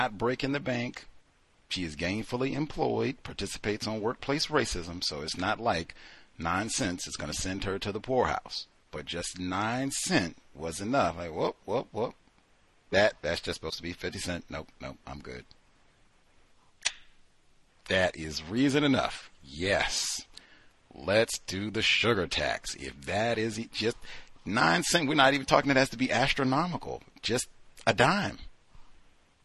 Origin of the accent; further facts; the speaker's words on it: Georgia, the South, United States; now in Seattle, United States; Yes, I was born in the South. I lived in Georgia